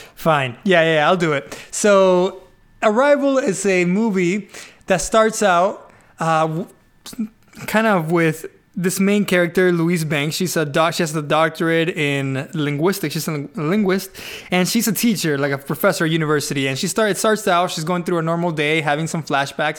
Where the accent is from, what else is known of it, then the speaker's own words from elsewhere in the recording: Venezuela; I am from Venezuela